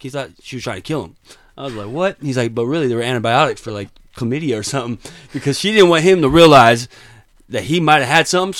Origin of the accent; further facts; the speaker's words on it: Las Vegas, Nevada, United States; I'm 26. I'm from Las Vegas.